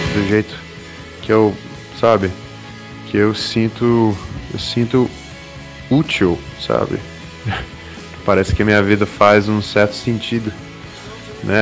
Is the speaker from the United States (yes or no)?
yes; United States; now in Brazil; crescendo lá nos Estados Unidos, eu sempre quis ser americano. Eu sempre quis me encaixar. Eu era imigrante, de família imigrante